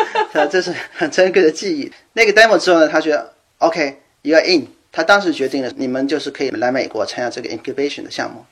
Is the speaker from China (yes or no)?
yes; China; moved away as an adult; also born or lived in Germany; now in Seattle, United States; 我作为一个中国人